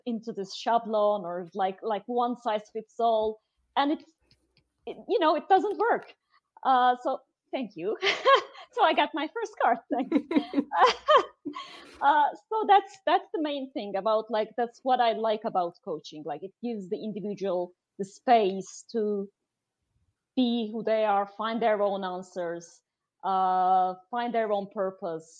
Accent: Turkey; now in Amsterdam, Netherlands; she's from the US, I'm from Turkey

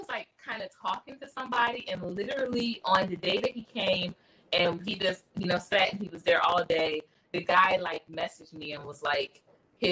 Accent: Philadelphia, Pennsylvania, United States; I'm from Philly. So, you know, we have like it's a certain accent from up top

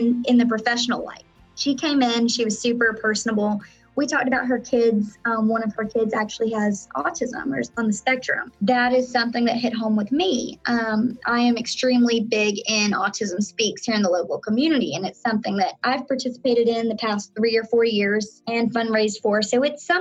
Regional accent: Florida panhandle, United States; moved away as an adult; now in Orlando, United States; I was actually born and raised in Florida. I was actually born in the panhandle of Florida. So I grew up in a small town

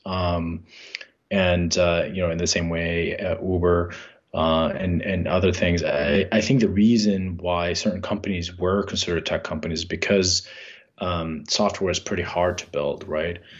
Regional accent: Jordan; moved away; we grew up in Jordan

